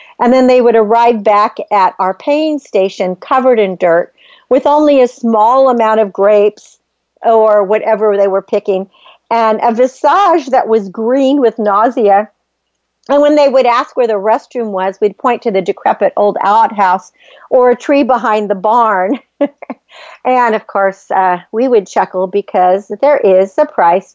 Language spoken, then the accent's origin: English; Northern California, United States; I grew up in Northern California on the farm